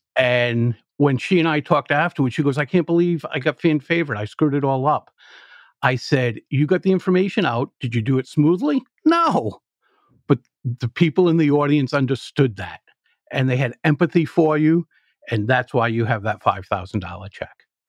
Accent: Providence, Rhode Island, United States; I grew up in Providence, Rhode Island, and when you're nine years old and you're growing up in a city

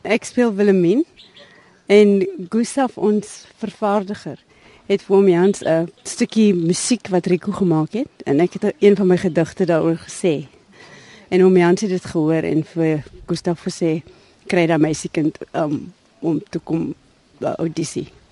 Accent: Cape Town, Western Cape, South Africa; ek het op die Kaapse vlakte groot geword

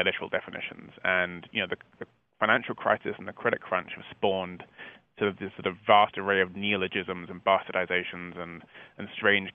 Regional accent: England, United Kingdom; accent: English; moved away as an adult; now in United States; you can probably guess from my accent, it's slightly English

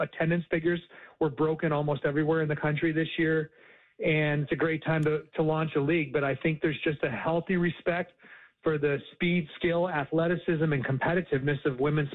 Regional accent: Upper Peninsula of Michigan, United States; now in Atlanta, United States; I was born in the Upper Peninsula of Michigan, very close to Canada

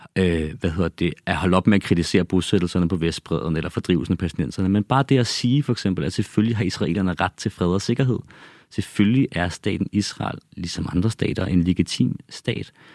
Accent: Copenhagen, Capital Region of Denmark, Denmark; also born or lived in Ballerup; Jeg er opvokset og født i København, opvokset i Ballerup og på Christianshavn.

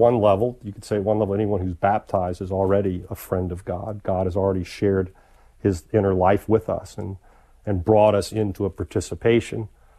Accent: the South, United States; growing up in the South, I certainly heard that a lot.

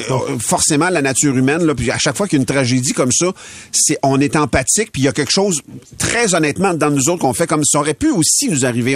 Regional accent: L'Assomption, Quebec, Canada; Moi, je suis de l'Assomption

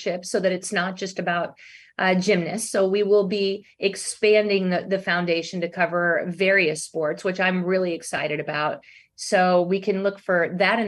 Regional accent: Cypress, Texas, United States; I grew up in Cyprus

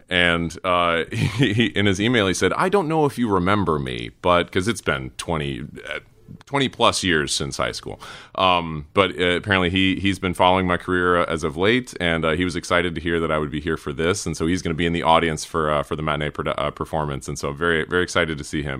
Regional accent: Cary, North Carolina, United States; moved away; also born or lived in Durham, North Carolina / Raleigh, North Carolina; grew up in Cary

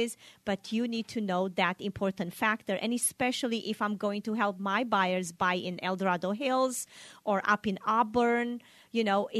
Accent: Romania; now in Sacramento, United States; I grew up in Romania

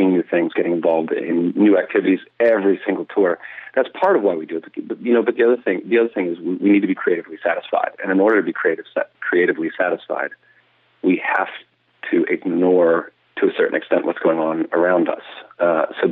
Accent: Lexington, Virginia, United States; I grew up in Lexington, Virginia, in Rockbridge County, which is in southwestern Virginia.

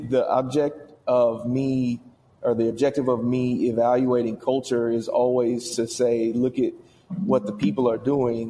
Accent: Indiana, United States; I'm from Indiana

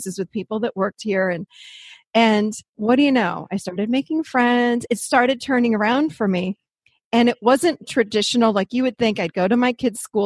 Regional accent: Rochester, New York, United States; born or raised there; moved away as an adult; now in Nashville, United States

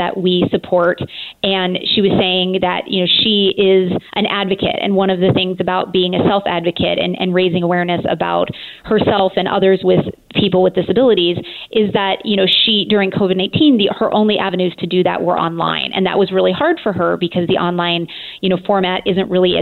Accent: Montana, United States; also born or lived in Boulder, Colorado / Illinois; now in Portland, United States; I'm originally from Montana, and then I spent some time in Boulder, Colorado, and my husband and I joke that we got caught in Illinois for 18 years.

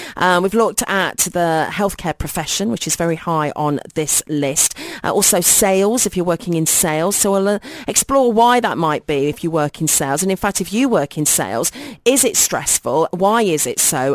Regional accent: United Kingdom; now in United Arab Emirates; if I was back in my home country in the U K

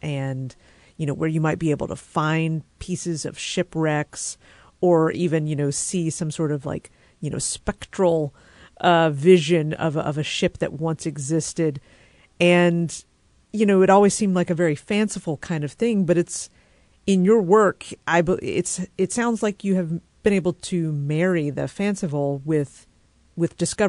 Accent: North Carolina, United States; moved away; And I grew up in North Carolina in the more mountainous regions.

